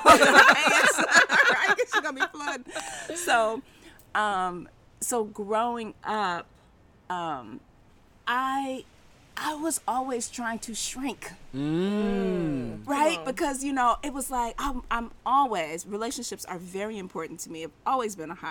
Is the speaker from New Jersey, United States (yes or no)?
no; Berkeley, California, United States; also born or lived in Oakland; I was born in Oakland and raised in Berkeley.